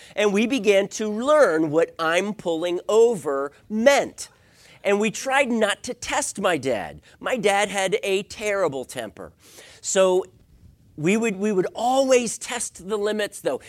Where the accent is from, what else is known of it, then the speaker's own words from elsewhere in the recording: East Coast, United States; lived on, on the East Coast